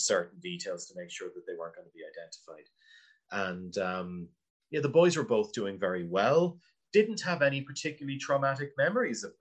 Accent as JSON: {"language": "English", "town": "Wexford", "region": "Leinster", "country": "Ireland", "tie": "born or raised there", "said": "I grew up in Wexford"}